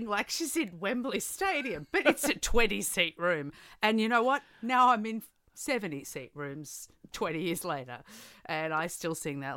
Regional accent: Melbourne, Victoria, Australia; also born or lived in Wagga Wagga, New South Wales; I am from Wagga Wagga, so regional New South Wales, but I grew up Melbourne.

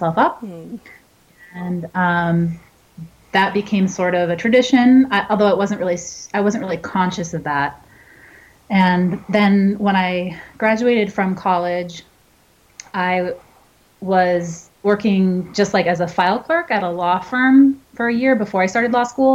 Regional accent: New Hampshire, United States; now in Los Angeles, United States; I'm from New Hampshire. I grew up with snow.

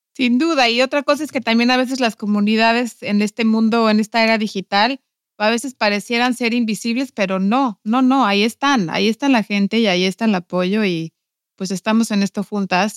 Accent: Mexico; now in Iceland; mi cultura, de mi gente, de, los mexicanos

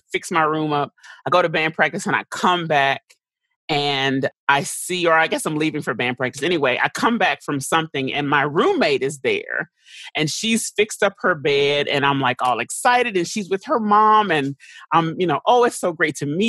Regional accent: Dallas, Texas, United States; also born or lived in St. Louis, Missouri; I grew up in Texas

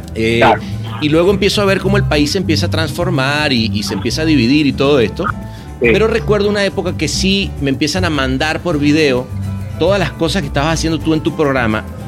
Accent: Caracas, Capital District, Venezuela; yo crecí en la Universidad Central de Venezuela. El aula magna ah, fue, ¿sabes? Fue como mi segunda casa

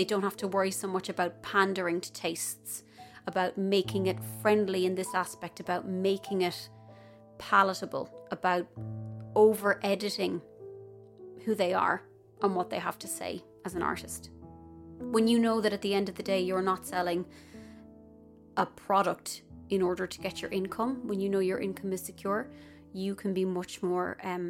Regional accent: Ireland; moved away; as Irish people

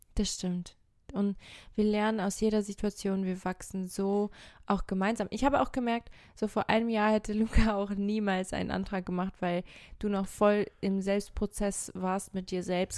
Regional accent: Portugal; now in Germany; in Portugal, da wo ich herkomme

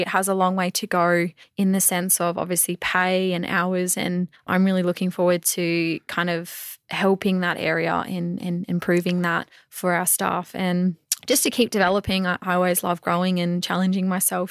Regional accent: Mackay, Queensland, Australia; now I get to say I've played for my hometown.

